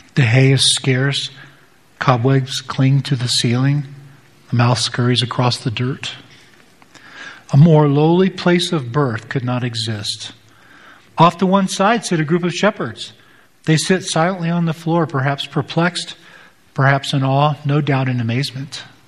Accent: United States; as American Western Protestants

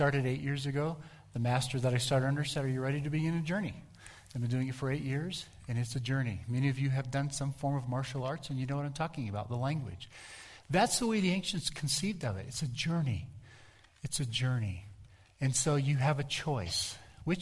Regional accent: Colorado, United States; where are you from? I'd say, Colorado.

